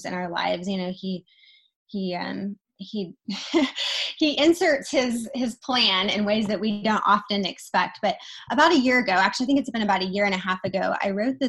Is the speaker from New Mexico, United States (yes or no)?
no; Wichita, Kansas, United States; moved away; also born or lived in Dallas, Texas; I live in Wichita, Kansas right now. 2 years ago, I moved from Dallas, Texas, back to my hometown in Wichita